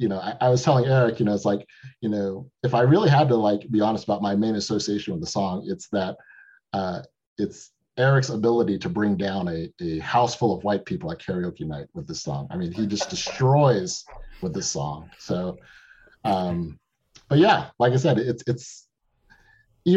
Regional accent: Texas, United States; moved away as an adult; also born or lived in Chicago; I'm from Texas

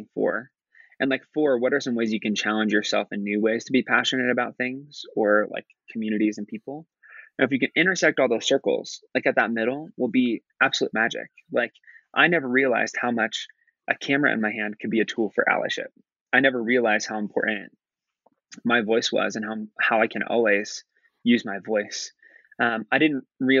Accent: Nebraska, United States; moved away; growing up in Nebraska, even though I grew up in a suburb and I grew up in a liberal town in the middle of a very red state

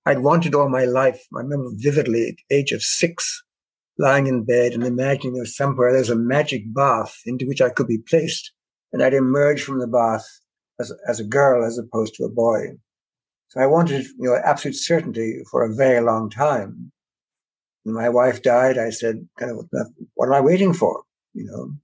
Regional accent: Ireland; now in Canada; growing up in Ireland during the war, immediate post-war and so on

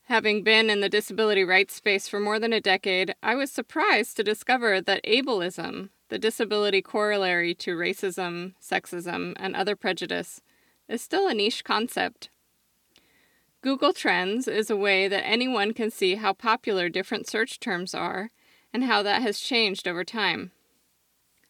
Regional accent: Oregon, United States; my home state of Oregon

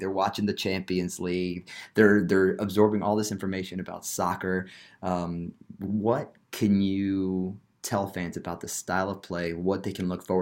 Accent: New Jersey, United States; now in Knoxville, United States; We're both from New Jersey

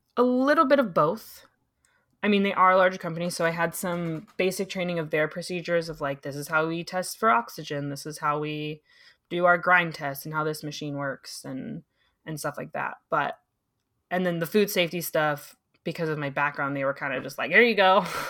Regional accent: San Diego, California, United States; moved away; I'm originally from San Diego.

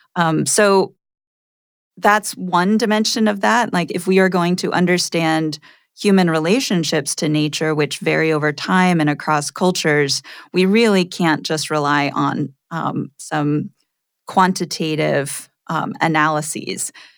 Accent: Poconos region of Pennsylvania, United States; born or raised there; moved away as an adult; also born or lived in Massachusetts

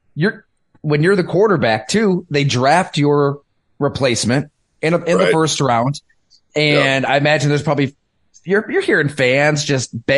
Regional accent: Ellicottville, New York, United States; my hometown, Ellicottville

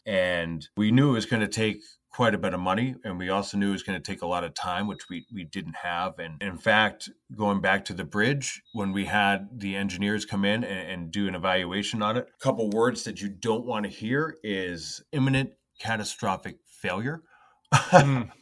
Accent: Northeast Pennsylvania, United States; born or raised there; moved away; also born or lived in New York

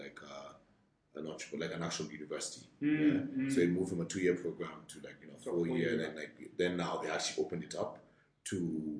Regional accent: Kenya; So I'm Kenyan, fully Kenyan. I went to St. Mary's for primary school.

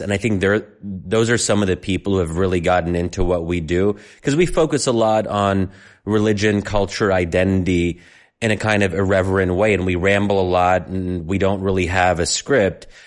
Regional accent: United States; living life in America as an American

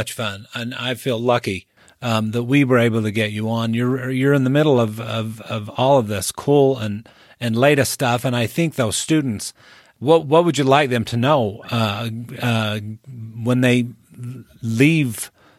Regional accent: St. George, Utah, United States; now living in my hometown area of St. George.

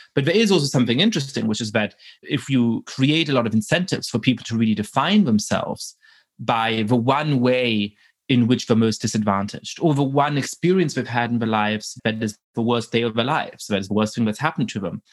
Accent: Germany; moved away; I grew up in Germany at a time when there was a tremendous amount of philo-Semitism

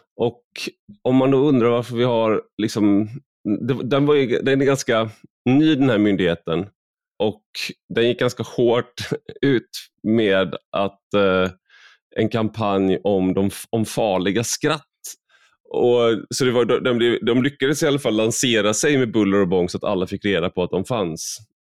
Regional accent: Sweden; jag är väldigt svensk

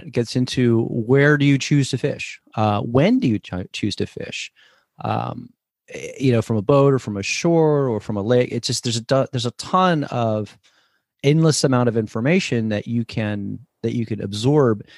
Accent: New Jersey, United States; now in Sacramento, United States; I grew up in New Jersey.

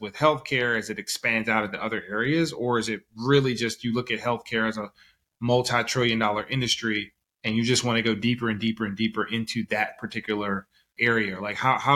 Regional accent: the South, United States; now in San Francisco Bay Area, United States; I'm from the South originally

